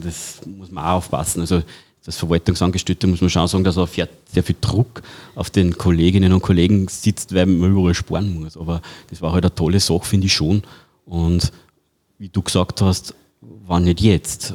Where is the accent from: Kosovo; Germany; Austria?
Austria; Pettenbach, Upper Austria; bei uns in Bedenbach